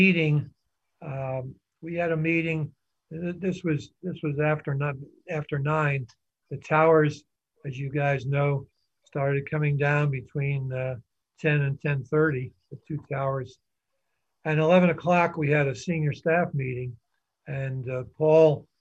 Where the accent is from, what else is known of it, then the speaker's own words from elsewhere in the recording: New York City, New York, United States; born and raised in New York